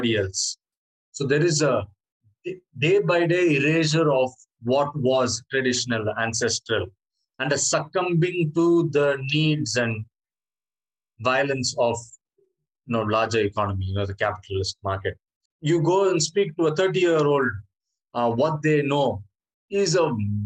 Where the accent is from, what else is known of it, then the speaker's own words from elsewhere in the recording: Chennai, Tamil Nadu, India; I'm from Chennai, so that specific coast I have a deep experience